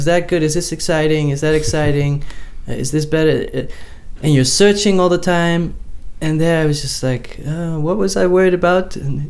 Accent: Netherlands; moved away as an adult; now in New York, United States; growing up in the Netherlands, where it doesn't rain that much, but there's always this drizzle.

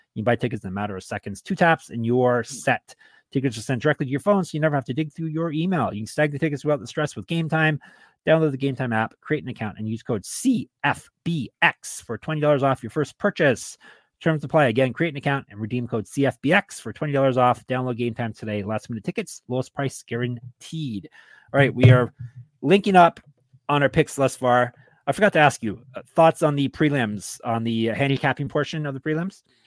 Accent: Canada; I'm Canadian

